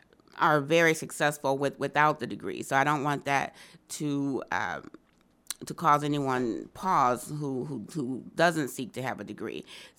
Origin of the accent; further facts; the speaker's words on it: Rochester, New York, United States; also born or lived in Bogalusa, Louisiana; So I was born in Bogalusa, raised there till I was 5. My mom had moved to Rochester in pursuit of a better opportunity, like a lot of people did during that time.